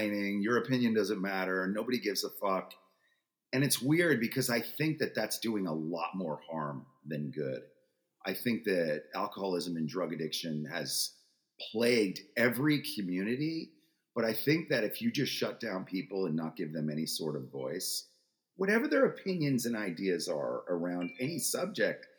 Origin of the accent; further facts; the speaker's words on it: Freeport, New York, United States; I was born in Freeport, Long Island, in 1964